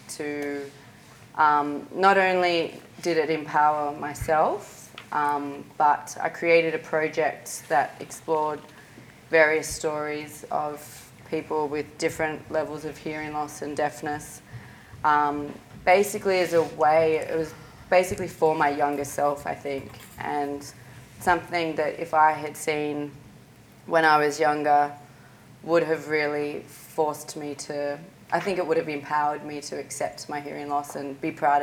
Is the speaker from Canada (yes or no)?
no; Sydney, New South Wales, Australia; I'm from Sydney